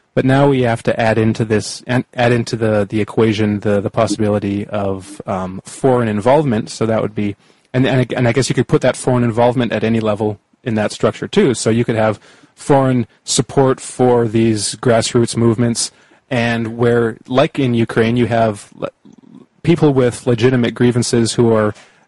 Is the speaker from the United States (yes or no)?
no; Canada; And like I'm Canadian, and we now have in Canada like a foreign minister